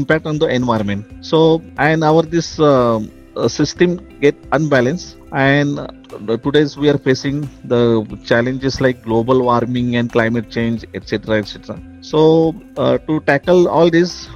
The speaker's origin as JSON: {"language": "English", "town": "Mumbai", "region": "Maharashtra", "country": "India", "tie": "born or raised there", "also_born_or_lived": "Nanded", "said": "I just born and brought up in Bandra East, which is a suburb of Mumbai"}